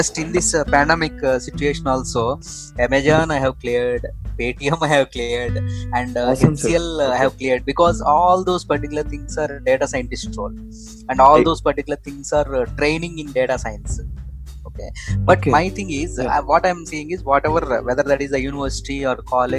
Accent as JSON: {"language": "English", "country": "India", "said": "as an Indian"}